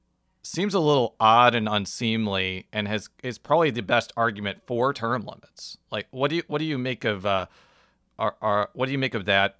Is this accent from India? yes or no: no; Illinois, United States; moved away; we're both from Illinois.